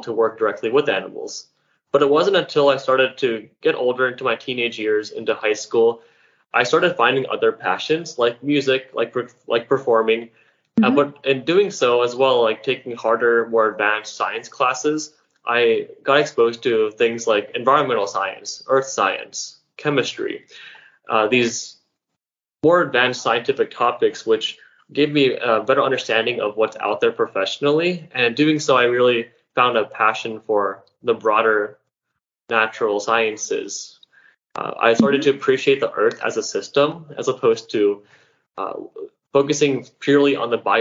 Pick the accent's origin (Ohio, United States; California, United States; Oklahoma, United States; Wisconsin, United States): Ohio, United States; Dayton; growing up in Dayton, Ohio, which is a place not very known for wildlife or ecotourism